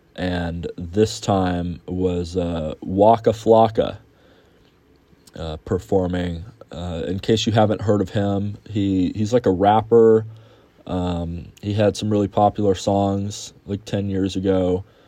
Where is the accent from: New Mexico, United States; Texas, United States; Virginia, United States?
Texas, United States; Houston; my hometown of Houston